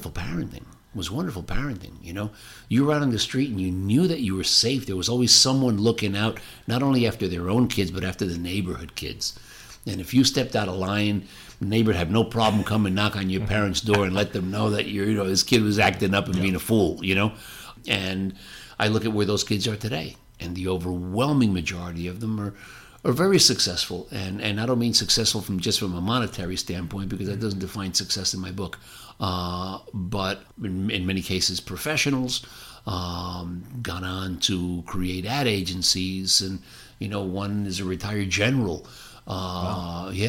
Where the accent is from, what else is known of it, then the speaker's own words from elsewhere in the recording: New Jersey, United States; the community that I grew up in New Jersey